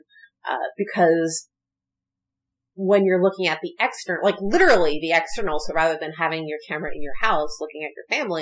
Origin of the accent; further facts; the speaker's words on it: Philadelphia, Pennsylvania, United States; I grew up in Philadelphia, which is like horrible schools.